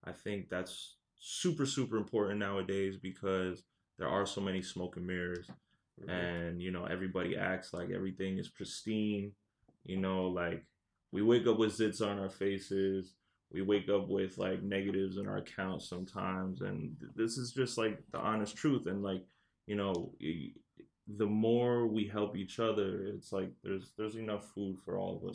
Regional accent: New Jersey, United States; also born or lived in France; raised in Jersey

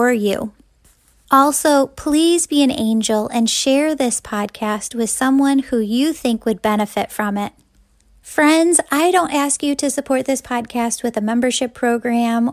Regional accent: Wheaton, Illinois, United States; my hometown of Wheaton, Illinois

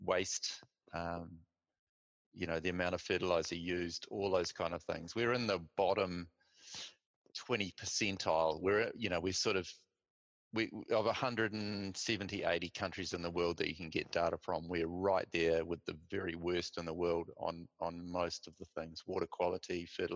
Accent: New Zealand; having been brought up as a Kiwi

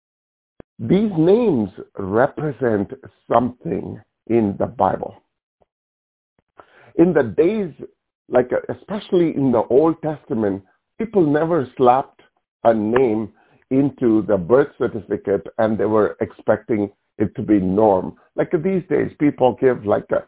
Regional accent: India; moved away; when I grew up in India, this is in our culture.

